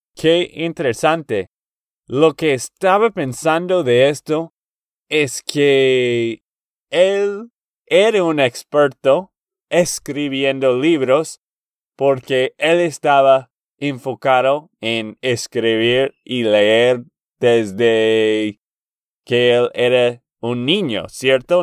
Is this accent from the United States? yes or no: yes; Texas, United States; de Texas, Estados Unidos